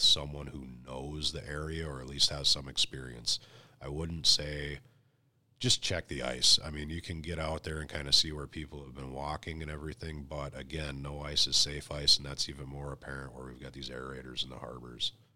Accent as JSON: {"language": "English", "region": "North Dakota", "country": "United States", "tie": "born or raised there", "moved": "yes", "said": "I'm originally from North Dakota"}